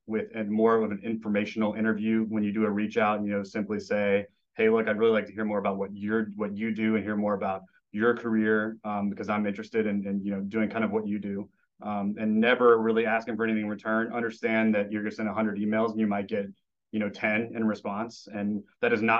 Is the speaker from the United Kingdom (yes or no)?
no; Memphis, Tennessee, United States; moved away; I'm originally from Memphis, which is, you know, basketball's in the blood of the city